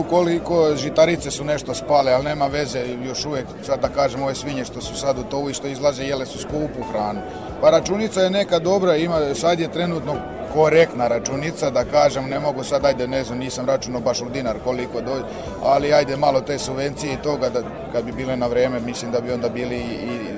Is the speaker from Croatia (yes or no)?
no; Serbia